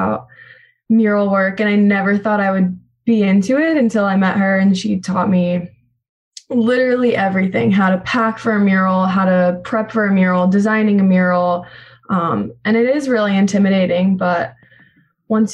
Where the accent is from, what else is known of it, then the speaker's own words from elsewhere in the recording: Wall Township, New Jersey, United States; moved away as an adult; now in Tampa, United States; I'm from Wall Township. So I grew up, graduated from Wall High School, and I mean, I grew up by Esbury Park